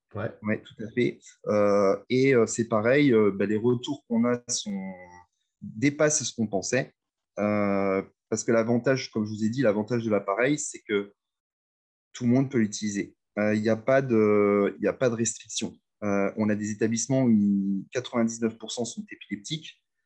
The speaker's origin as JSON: {"language": "French", "town": "Reims", "region": "Grand Est", "country": "France", "also_born_or_lived": "Amiens / Lille", "said": "je suis de Reims"}